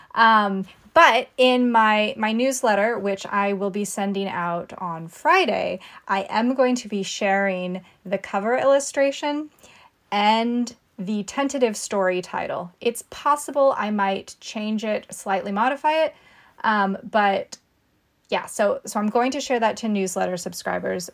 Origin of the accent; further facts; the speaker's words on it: California coast, United States; I grew up on the California coast